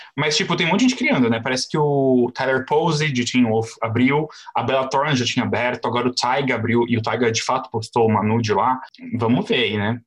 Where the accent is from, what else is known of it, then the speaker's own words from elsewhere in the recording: Brazil; eu sou do Brasil